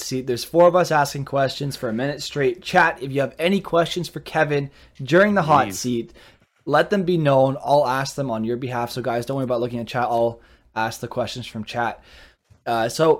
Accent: Canada; we're Canadian hockey fans

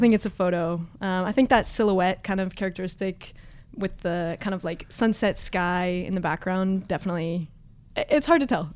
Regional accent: Los Altos, California, United States; now in San Francisco, United States; But I grew up in the Bay Area.

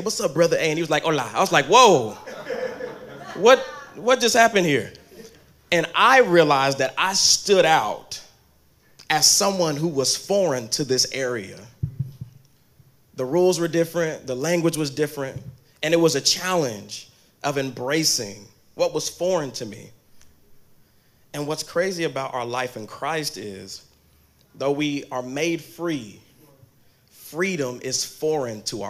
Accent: Kansas, United States; also born or lived in Texas; now in New York, United States; I'm actually from Kansas, so I'm actually a farm boy

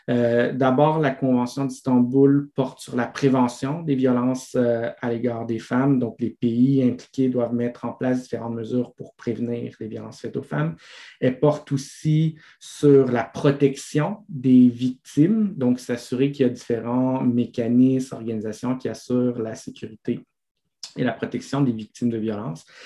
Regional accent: Italy; accent: Italian; French is a second language; excusez moi mon accent italien

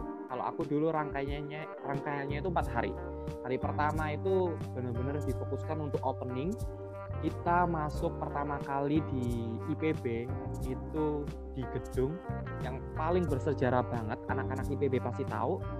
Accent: Gresik, East Java, Indonesia; Asal dari SMA Muhammadiyah 1 Gresik, absolutely dari Gresik

